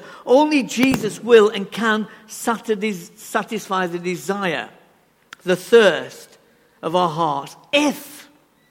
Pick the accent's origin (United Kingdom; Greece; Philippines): United Kingdom; England; We are so reserved, aren't we, as English people